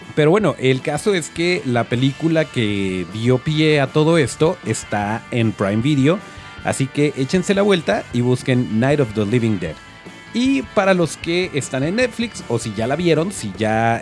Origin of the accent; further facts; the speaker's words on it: Mexico; los malos somos los mexicanos